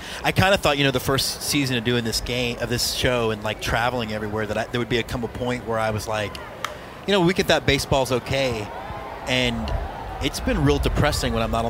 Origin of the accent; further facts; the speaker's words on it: Texas, United States; growing up in Texas